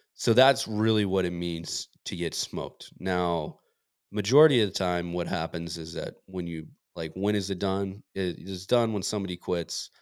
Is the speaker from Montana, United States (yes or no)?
yes; Montana, United States; moved away; I grew up in Montana